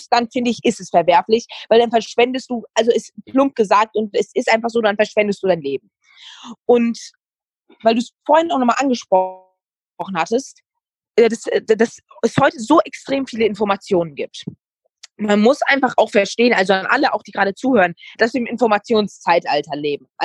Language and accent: German; Serbia; ich, ich, ich bin auch Serbe, also passt das.